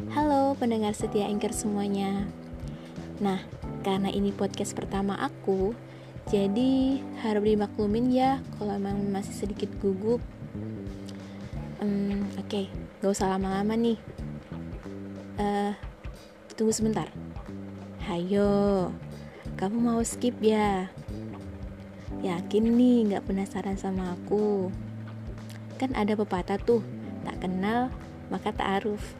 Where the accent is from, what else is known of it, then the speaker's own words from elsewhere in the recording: Surabaya, East Java, Indonesia; aku domisili Surabaya nih dari kecil sampai sekarang di Surabaya.